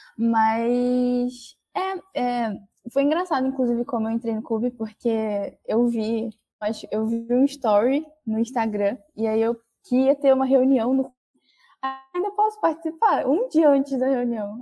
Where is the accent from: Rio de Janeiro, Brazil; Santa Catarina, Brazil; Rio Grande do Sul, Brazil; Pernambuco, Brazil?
Rio de Janeiro, Brazil; Baixada Fluminense; Eu vim, sou da Baixada Fluminense